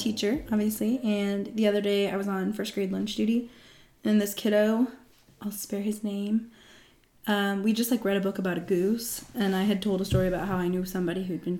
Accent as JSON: {"language": "English", "region": "Illinois", "country": "United States", "tie": "born or raised there", "said": "I'm from Illinois, specifically the Midwest, and I've been here my whole life."}